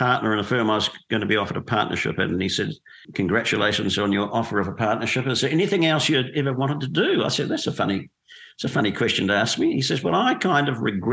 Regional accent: Dunedin, Otago, New Zealand; I grew up in Dunedin in New Zealand

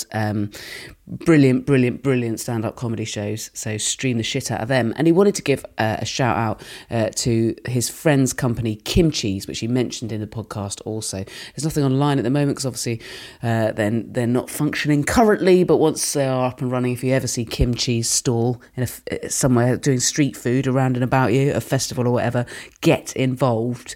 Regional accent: West Country, South West England, United Kingdom; I'm from the West Country

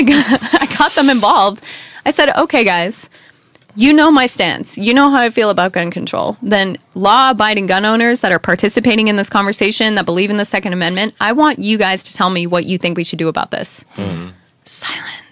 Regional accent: United States; moved away; as an American

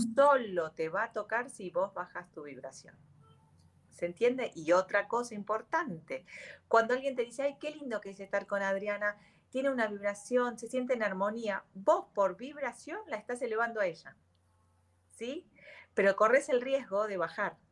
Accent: Argentina; yo soy Argentina.

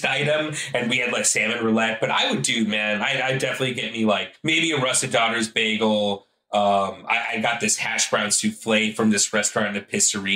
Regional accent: St. Louis, Missouri, United States; moved away as an adult; also born or lived in Los Angeles; now in Austin, United States; I grew up in St. Louis

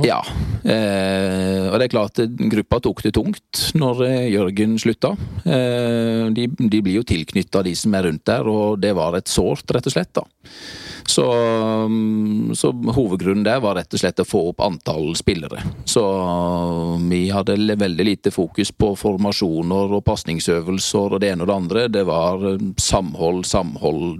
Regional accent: Grimstad, Agder, Norway; moved away as an adult; født og oppvokst i Grimstad

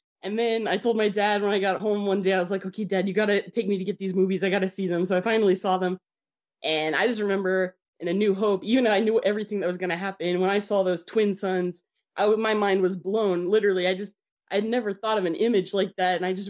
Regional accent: United States; I was born in America, so that's why I don't have a Ukrainian accent. My accent is reserved for when I speak in Ukrainian and Russian. I was born in America.

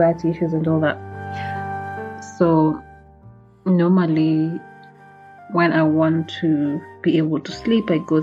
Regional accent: Kisii, Kisii County, Kenya; I come from Kisi, my dad comes from Kisi

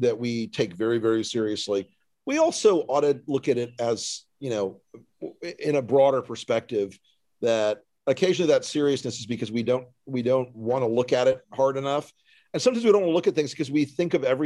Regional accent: the South, United States; I was raised in the South

